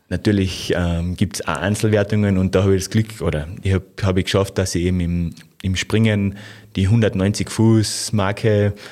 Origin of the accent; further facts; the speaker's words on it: Carinthia, Austria; Ja, ich bin am Ossiacher See aufgewachsen, also von dem